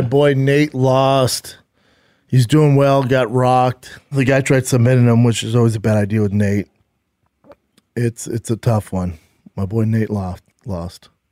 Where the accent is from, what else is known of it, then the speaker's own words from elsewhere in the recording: Los Angeles, California, United States; L A, my hometown, L